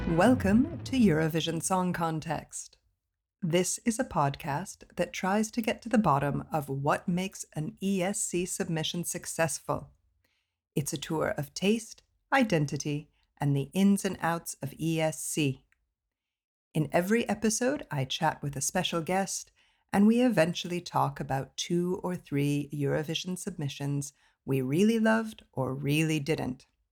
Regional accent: Colorado Springs, Colorado, United States; I'm from Colorado Springs, and that's uh, where the Olympic Training Center is

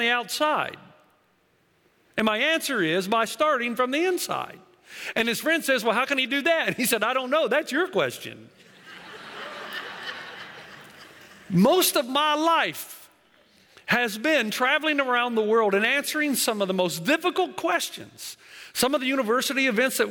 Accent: Tennessee, United States; also born or lived in Africa / New Zealand; now in California, United States; originally I'm from Tennessee. I'm a southern boy, so going out and living there has been a whole new world

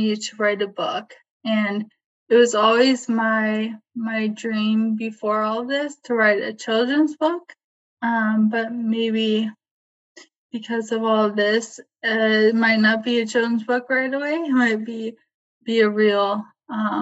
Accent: Mariemont, Ohio, United States; also born or lived in Columbus, Ohio; I grew up here in Marymount, Ohio, and Marymount City School

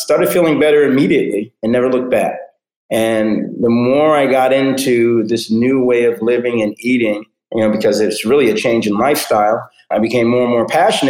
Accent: New York City, New York, United States; now in Fort Lauderdale, United States; I grew up in New York City, the New York City area

